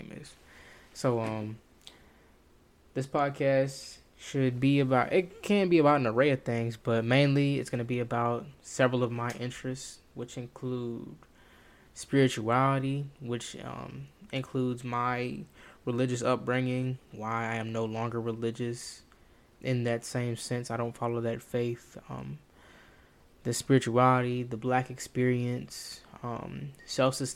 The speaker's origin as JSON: {"language": "English", "region": "the South", "country": "United States", "tie": "born or raised there", "said": "Me being a young black male, born and raised in the South"}